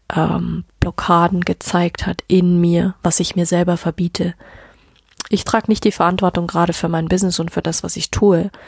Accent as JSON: {"language": "German", "region": "Bavaria", "country": "Germany", "said": "bei uns in Deutschland, also auch speziell in Bayern"}